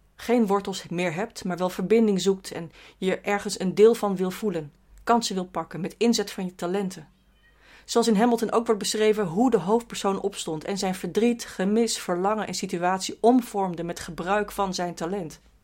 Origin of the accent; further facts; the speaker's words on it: Rotterdam, South Holland, Netherlands; ik ben subjectief als Rotterdammer.